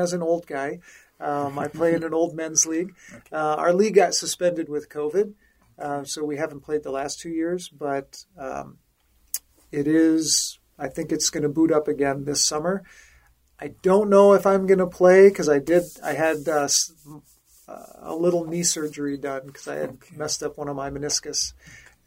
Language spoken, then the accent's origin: English; Denver, Colorado, United States; I grew up in Denver